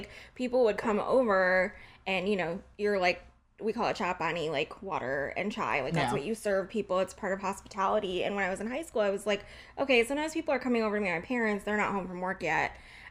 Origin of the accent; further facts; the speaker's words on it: Indianapolis, Indiana, United States; I was born here in Indianapolis.